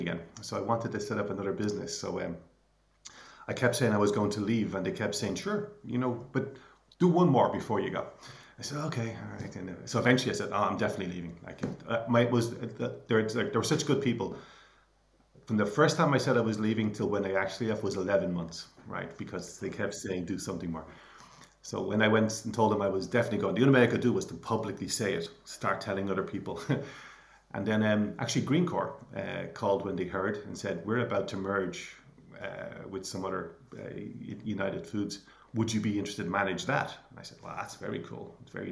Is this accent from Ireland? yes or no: yes; Clonsilla, Leinster, Ireland; we grew up in Clonsilla, went to school in Coolmine Community School